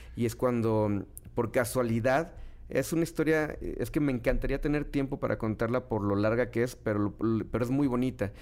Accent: Guadalajara, Jalisco, Mexico; moved away as an adult; also born or lived in Miami / Monterrey; now in Mexico City, Mexico; Soy un cantante, compositor, productor, arreglista de Guadalajara, Jalisco, que formó su carrera aquí

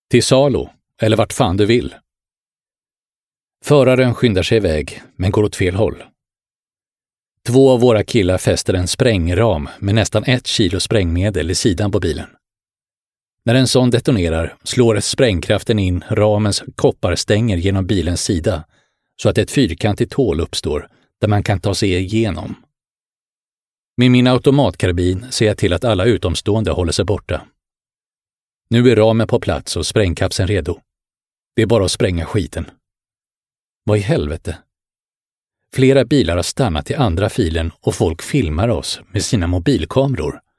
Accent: Bro, Stockholm County, Sweden; also born or lived in Helsinki, Finland; jag föddes i Helsingfors. Min pappa var företagare och vi bodde på Brändö. Efter pappas död flyttade jag med min mamma och storebror till Stockholmsförorten Bro på min sexårsdag.

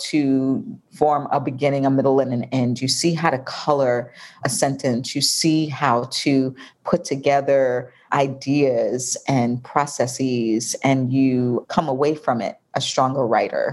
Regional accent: New York, United States; now in Atlanta, United States; I'm from New York

